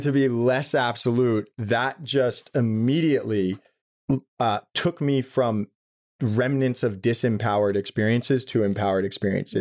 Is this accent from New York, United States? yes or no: yes; New York City, New York, United States; I grew up in Brooklyn, New York City